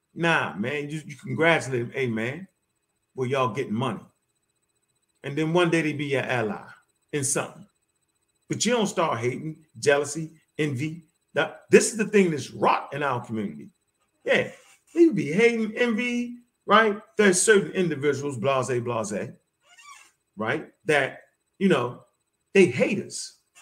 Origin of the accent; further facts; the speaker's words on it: Baltimore, Maryland, United States; I come straight from Baltimore. I come straight off the street